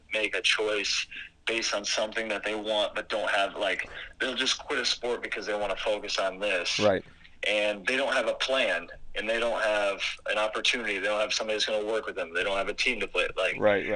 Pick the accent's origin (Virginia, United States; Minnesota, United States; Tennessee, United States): Minnesota, United States; I'm from Minnesota